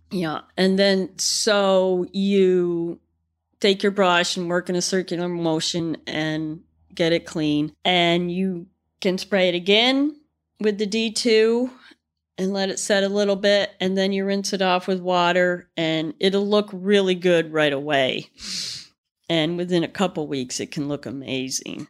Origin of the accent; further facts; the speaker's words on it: Connecticut, United States; now in Vermont, United States; we grew up in Connecticut